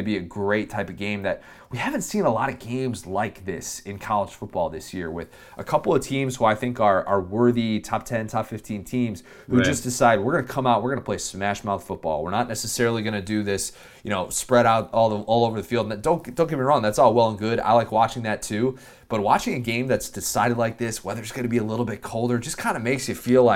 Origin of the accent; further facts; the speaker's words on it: Midwest, United States; now in Orlando, United States; I grew up in the Midwest